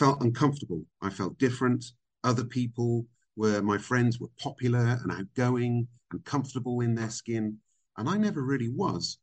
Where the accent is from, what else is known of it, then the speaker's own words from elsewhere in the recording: Burnham-on-Sea, South West England, United Kingdom; accent: British; moved away as an adult; also born or lived in Vancouver, Canada / America; now in Dubai, United Arab Emirates; I was born in Canada. I was born in Vancouver. My folks had emigrated, but we came back to the UK when I was five. And I grew up in a little seaside town called Burnham-on-Sea.